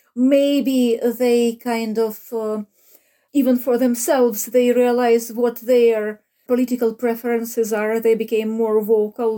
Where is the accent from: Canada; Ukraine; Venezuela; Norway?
Ukraine; moved away as an adult; now in Cork, Ireland; I was born in Ukraine